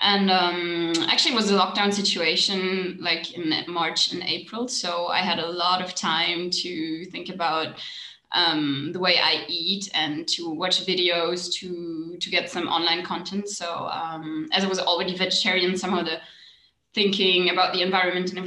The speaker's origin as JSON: {"language": "English", "country": "Germany", "said": "I'm from Germany."}